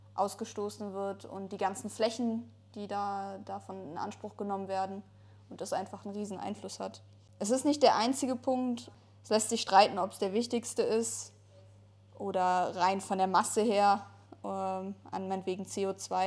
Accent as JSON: {"language": "German", "area": "Ruhr area", "region": "North Rhine-Westphalia", "country": "Germany", "tie": "born or raised there", "said": "ich komme zum Beispiel aus dem Ruhrgebiet, also irgendwie ist äh, in dem Umfeld, wo ich aufgewachsen bin"}